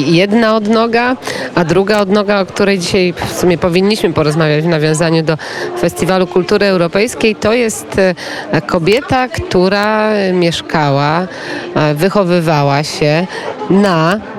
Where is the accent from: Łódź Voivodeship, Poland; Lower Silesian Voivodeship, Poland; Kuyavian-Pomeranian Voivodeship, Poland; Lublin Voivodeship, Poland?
Lower Silesian Voivodeship, Poland; Wrocław; jestem z Wrocławia